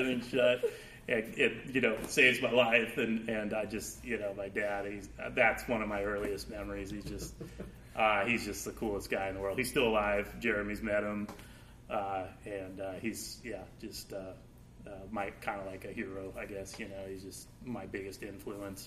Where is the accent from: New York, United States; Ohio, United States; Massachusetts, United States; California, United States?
California, United States; Napa; I grew up here in Napa.